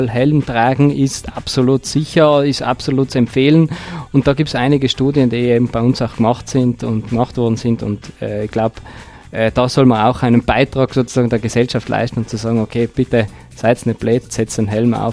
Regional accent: Tyrol, Austria; bei uns in Tirol

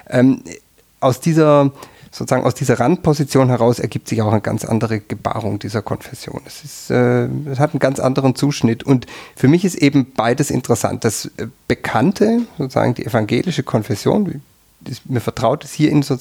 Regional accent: Southern Germany, Germany; now in Tyrol, Austria

